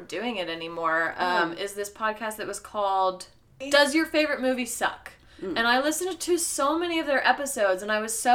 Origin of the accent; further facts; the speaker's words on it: United States; we are from America